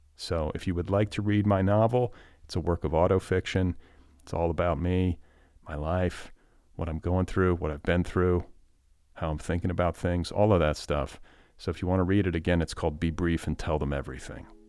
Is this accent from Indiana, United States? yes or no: yes; Indiana, United States; I grew up in Indiana.